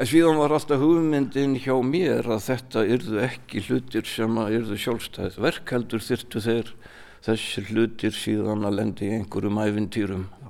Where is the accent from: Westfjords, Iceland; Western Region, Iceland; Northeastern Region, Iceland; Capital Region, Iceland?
Capital Region, Iceland; Mosfellsbær; moved away as an adult; also born or lived in Raufarhöfn; Ég er allin upp hérna í Mósfellssveitinni, ég segi ennþá Mósfellssveit.